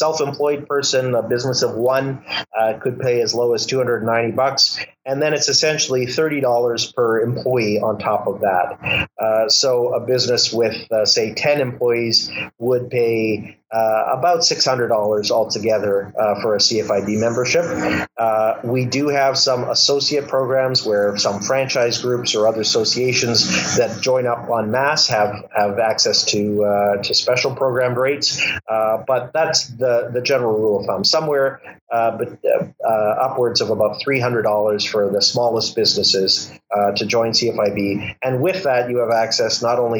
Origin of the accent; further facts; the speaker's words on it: Winnipeg, Manitoba, Canada; Winnipeg, my hometown